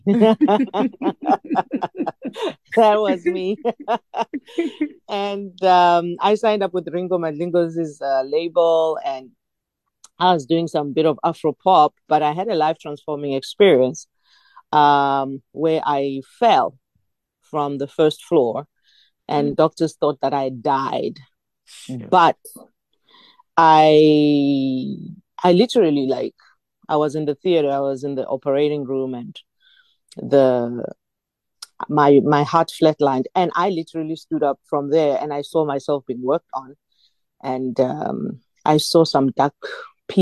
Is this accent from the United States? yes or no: no; Nelspruit, Mpumalanga, South Africa; moved away as an adult; now in Johannesburg, South Africa; I was born in Nelspruit, Mpumalanga, and I came to Johannesburg to study, and I ended up being based there